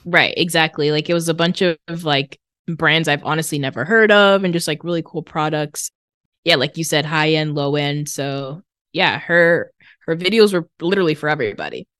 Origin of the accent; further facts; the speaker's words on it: Massachusetts, United States; I'm from Massachusetts